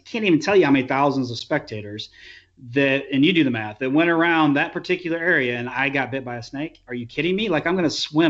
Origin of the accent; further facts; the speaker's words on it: Midwest, United States; moved away; I'm not from here. I'm from the Midwest.